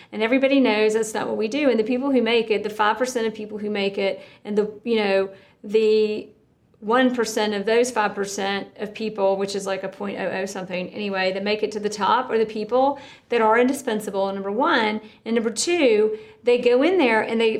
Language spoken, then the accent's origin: English; South Georgia, United States; I'm from South Georgia.